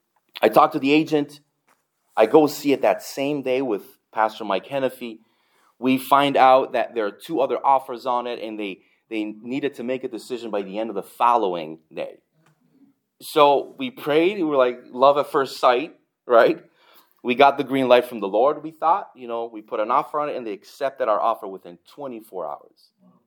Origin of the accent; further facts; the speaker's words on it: Canada; now in United States; And then I'm Canadian, That's double nice.